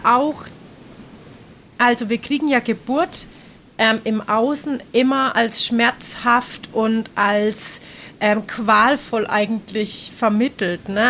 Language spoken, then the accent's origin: German; Germany; now in Nicaragua; bei uns in Deutschland